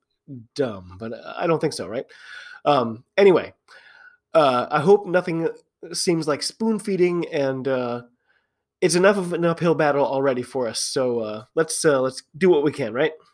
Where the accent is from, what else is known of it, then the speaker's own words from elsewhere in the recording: United States; I'm an American rugby fan